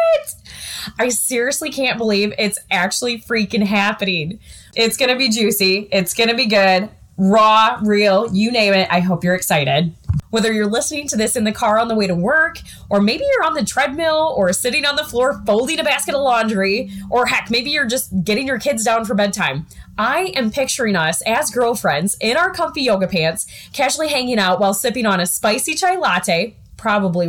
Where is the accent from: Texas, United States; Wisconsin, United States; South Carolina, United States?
Wisconsin, United States; southwest; now in Iowa, United States; I grew up in the Midwest in a small town of 1,000 people located in the southwest part of Wisconsin